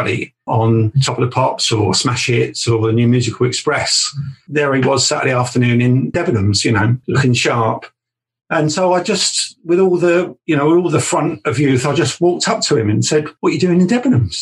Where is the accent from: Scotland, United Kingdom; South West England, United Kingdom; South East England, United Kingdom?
South East England, United Kingdom; Southampton; I grew up in Southampton